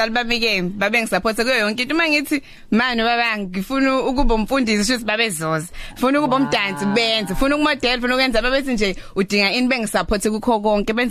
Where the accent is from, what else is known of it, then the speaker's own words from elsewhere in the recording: Amandawe, KwaZulu-Natal, South Africa; moved away as an adult; also born or lived in Mandeni; now in Durban, South Africa; ngazalwa emandeni ngakhulela emandeni ngafunda khona